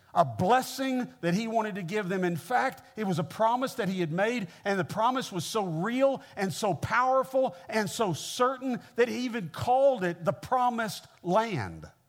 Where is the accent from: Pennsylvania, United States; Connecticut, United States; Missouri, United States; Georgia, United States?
Missouri, United States; Kansas City; moved away as an adult; now in Mississippi, United States; I grew up in the Midwest. I grew up in Kansas City, uh, Missouri